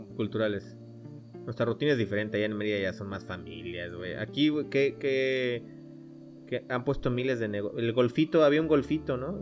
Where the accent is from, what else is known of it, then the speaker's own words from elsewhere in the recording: Cancún, Quintana Roo, Mexico; nosotros que somos de Cancún